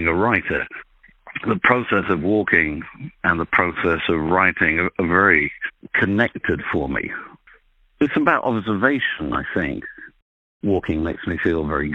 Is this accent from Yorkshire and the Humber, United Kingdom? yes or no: yes; Sheffield, Yorkshire and the Humber, United Kingdom; I was born and brought up in Sheffield, which is an industrial city in the north of England